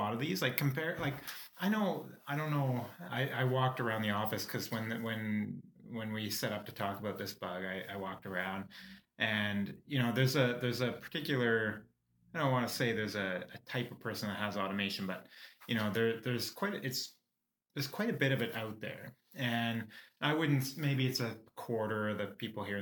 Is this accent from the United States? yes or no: no; Canada; we're Canadian